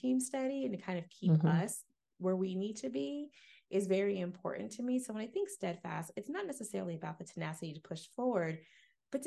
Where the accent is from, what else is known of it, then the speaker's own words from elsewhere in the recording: Jacksonville, Florida, United States; I grew up in Jacksonville